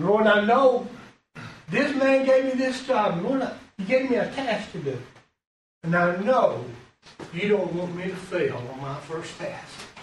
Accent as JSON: {"language": "English", "region": "Alabama", "country": "United States", "also_born_or_lived": "Virginia", "moved": "as an adult", "said": "I'm from Alabama"}